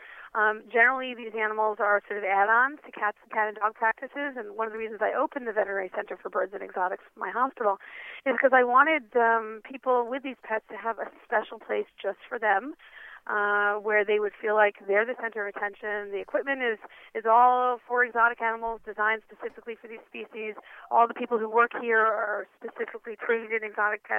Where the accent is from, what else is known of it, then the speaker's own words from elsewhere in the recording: New York City, New York, United States; I grew up in New York City on the eighth story of a high-rise building on the Upper East Side